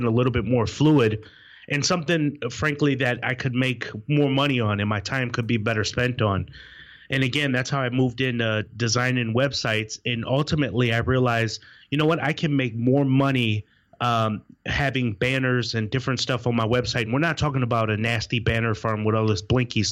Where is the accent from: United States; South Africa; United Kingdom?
United States; Wisconsin; moved away as an adult; now in Raleigh, United States; It's where I was born and raised in Wisconsin